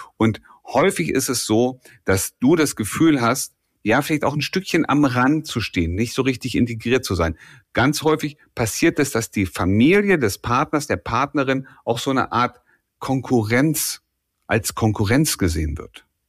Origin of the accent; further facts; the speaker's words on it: Germany; deutsche Pünktlichkeit. Das ist ein kulturelles Gut, das wir hier bei uns haben